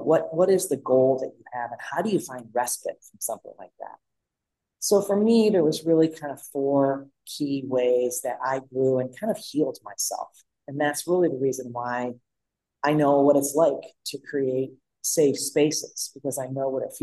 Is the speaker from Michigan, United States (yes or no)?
yes; Detroit, Michigan, United States; also born or lived in Oakland County, Michigan; growing up in Detroit, Michigan